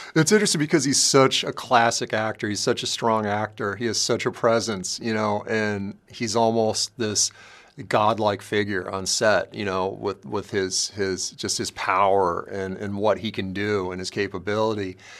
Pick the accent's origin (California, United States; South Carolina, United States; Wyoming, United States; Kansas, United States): California, United States; Los Angeles; I grew up in South L A and I grew up during the crack days